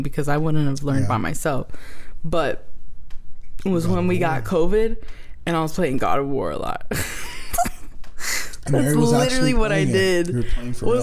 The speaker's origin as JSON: {"language": "English", "region": "Florida", "country": "United States", "tie": "born or raised there", "said": "We're from Florida, and I went to Disney so many times growing up"}